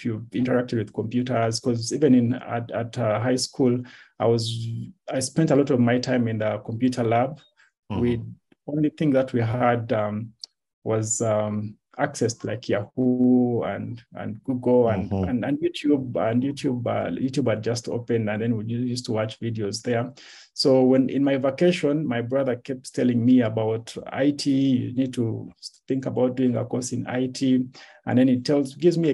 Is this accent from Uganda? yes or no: yes; Kampala, Central Region, Uganda; first language Lunyoro; English is a second language; also born or lived in Jinja, Uganda / Kibaale, Uganda / Hoima, Uganda; when I started school, I moved back to Kampala